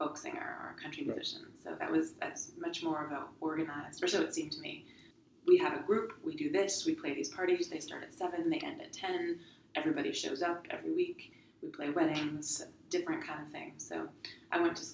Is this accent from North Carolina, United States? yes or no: no; Louisville, Kentucky, United States; moved away as an adult; also born or lived in New York / Chicago; I actually grew up in the same house my mom did.